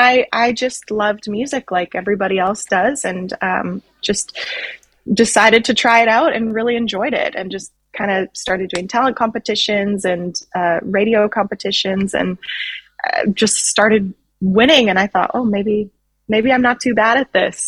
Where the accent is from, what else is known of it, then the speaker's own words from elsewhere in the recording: Canada; I am Canadian